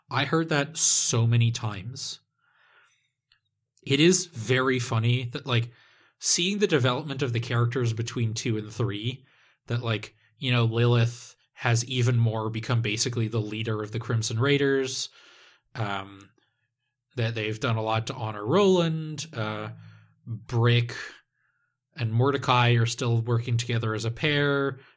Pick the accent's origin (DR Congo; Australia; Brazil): Australia; Perth, Western Australia; I'm from Perth.